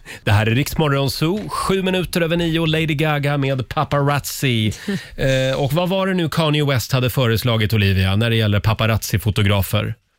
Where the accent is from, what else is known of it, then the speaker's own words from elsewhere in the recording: Gävle, Gävleborg County, Sweden; hemma i Gävle